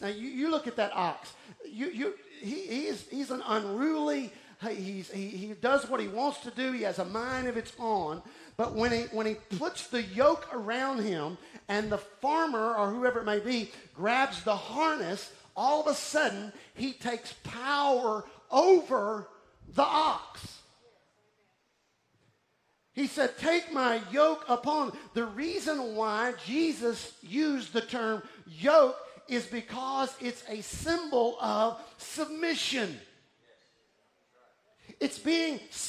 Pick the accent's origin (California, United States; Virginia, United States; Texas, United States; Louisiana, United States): Texas, United States; Houston; moved away as an adult; also born or lived in Austin, Texas; now in Golden Triangle, Texas, United States; I was raised in Houston, then I lived in Austin, and then I came to this area